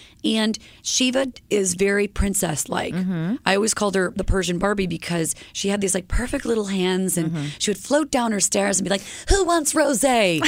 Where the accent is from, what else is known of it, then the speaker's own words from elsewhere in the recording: Elmira, New York, United States; the mall where I grew up in Elmira, New York.